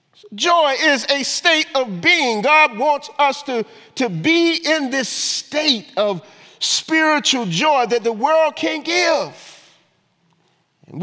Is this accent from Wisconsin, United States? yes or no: no; Augusta, Georgia, United States; moved away; my hometown, Augusta, Georgia